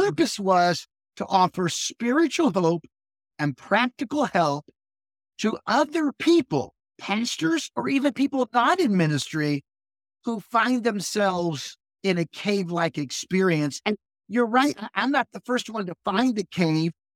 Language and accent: English; Akron, Ohio, United States; moved away as an adult; also born or lived in Lynchburg, Virginia / Indiana / Pennsylvania; now in northern Michigan, United States; I was born and raised in Akron, Ohio, so that's where I lived most of my childhood